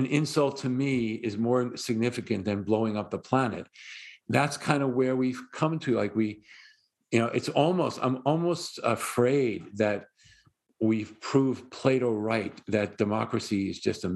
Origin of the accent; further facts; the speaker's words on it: New York City, New York, United States; not going to stop being a New Yorker